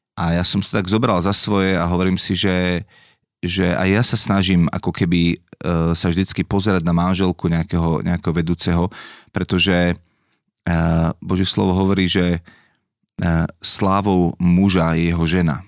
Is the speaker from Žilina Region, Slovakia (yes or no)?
yes; Dolný Kubín, Žilina Region, Slovakia; also born or lived in Bratislava; u nás doma v Dolom Kubine